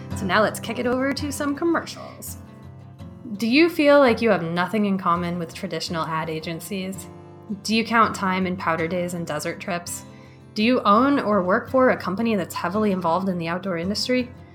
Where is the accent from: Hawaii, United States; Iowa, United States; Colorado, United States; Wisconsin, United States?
Colorado, United States; Fort Collins; also born or lived in Crested Butte, Colorado; I grew up in Fort Collins and then lived in Crested Butte for quite a while